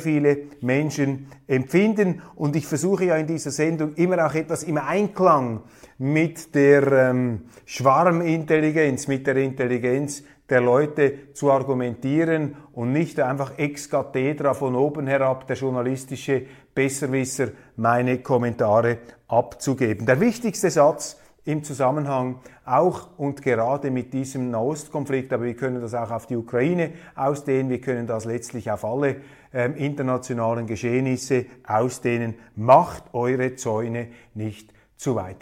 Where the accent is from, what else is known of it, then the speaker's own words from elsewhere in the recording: Switzerland; als Schweizer, als Mitteleuropäer